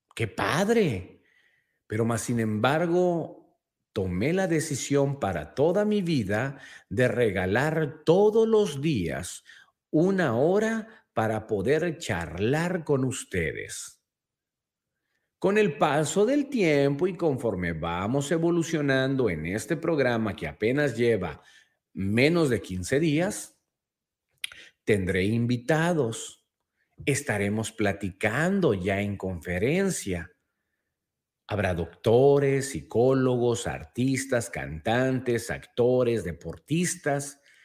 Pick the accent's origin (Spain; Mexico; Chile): Mexico; nosotros mismos como mexicanos